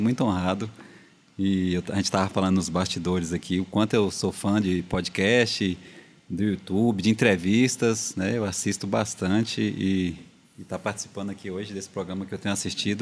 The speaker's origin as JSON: {"language": "Portuguese", "country": "Brazil", "tie": "born or raised there", "said": "eu cresci ali no Alto Maron, né? Nosso bairro aqui, um grande bairro Alto Maron"}